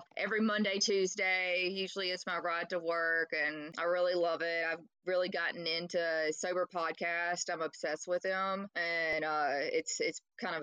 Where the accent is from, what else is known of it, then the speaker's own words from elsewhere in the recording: Louisiana, United States; also born or lived in Jackson, Mississippi; I'm from Jackson, Mississippi, and I grew up in Louisiana